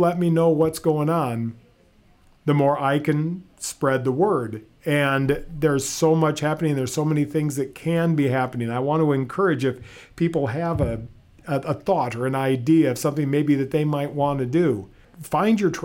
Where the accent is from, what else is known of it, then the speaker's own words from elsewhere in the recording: Fairbank, Iowa, United States; I was born and raised in Fairbank, just north of here.